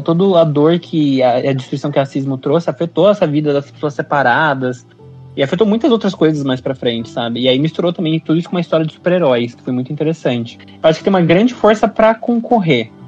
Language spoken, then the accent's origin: Portuguese; Brazil; a gente como brasileiro